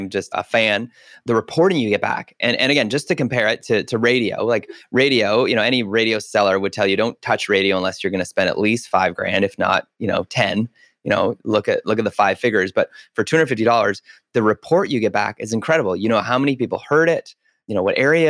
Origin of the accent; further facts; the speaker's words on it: Canada; as a Canadian, we didn't have it.